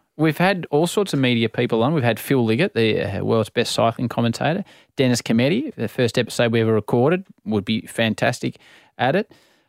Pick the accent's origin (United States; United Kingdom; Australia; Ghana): Australia; When I grew up in Australia